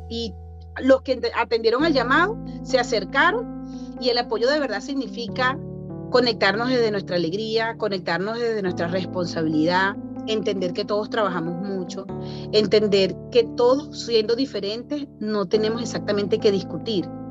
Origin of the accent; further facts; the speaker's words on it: Barquisimeto, Lara, Venezuela; moved away as an adult; also born or lived in Carabobo; now in United States; soy de Barquisimeto, estado Lara. Guara, pero guara de orgullo